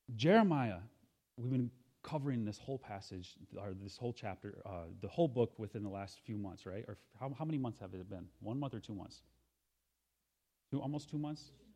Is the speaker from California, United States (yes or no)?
no; Lansing, Michigan, United States; moved away; also born or lived in Senegal; I'm a carpenter from Lansing. That's where I got my start